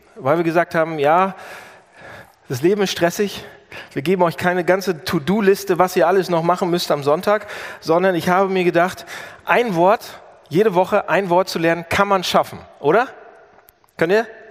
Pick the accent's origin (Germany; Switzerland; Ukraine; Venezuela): Germany; als Deutscher